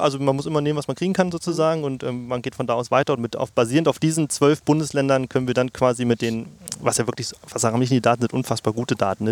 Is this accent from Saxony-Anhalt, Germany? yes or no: yes; Mittellandkanal area, Saxony-Anhalt, Germany; moved away as an adult; also born or lived in Leipzig; now in Halle, Germany; ich bin hier groß geworden tatsächlich in der Gegend. Also das ist, äh, der Mittellandkanal ist wahrscheinlich eines meiner Hausgewässer